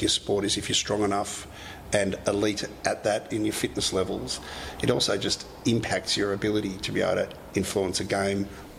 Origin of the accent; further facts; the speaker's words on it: Australia; And certainly as an Aussie boy, it's not like you're going into a Manchester United.